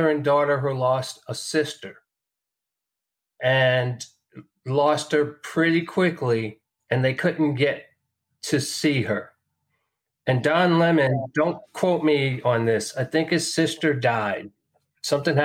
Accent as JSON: {"language": "English", "region": "New York", "country": "United States", "moved": "yes", "said": "I'm from New York. I have relatives in New York."}